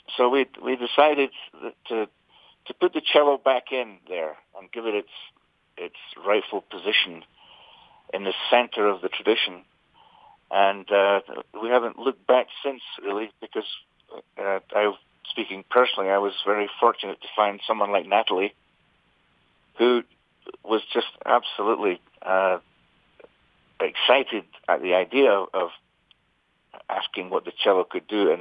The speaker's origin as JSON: {"language": "English", "region": "Scotland", "country": "United Kingdom", "tie": "born or raised there", "said": "I grew up in Scotland playing traditional music"}